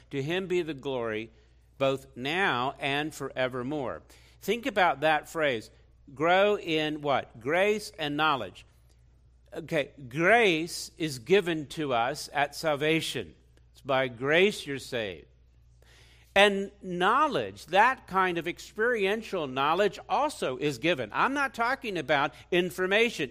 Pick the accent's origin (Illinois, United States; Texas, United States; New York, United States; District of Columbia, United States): District of Columbia, United States; Washington; I grew up in Washington, D C. I was born there.